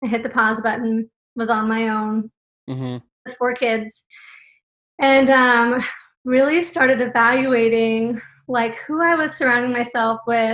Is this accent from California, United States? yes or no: yes; California, United States; moved away; also born or lived in Texas; I was raised in California.